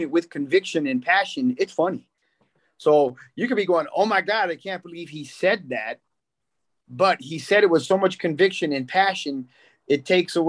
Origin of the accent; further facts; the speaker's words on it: Berkeley, California, United States; grew up and born and raised in Berkeley.